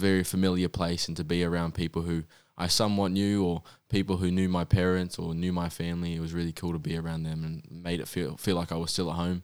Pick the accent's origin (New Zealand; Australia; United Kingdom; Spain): New Zealand; moved away; I was born in New Zealand